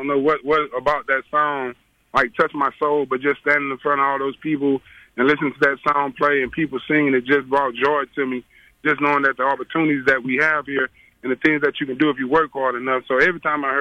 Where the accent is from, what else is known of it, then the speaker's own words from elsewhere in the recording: Beaumont, Texas, United States; I'm from Beaumont, single parent. Low-income housing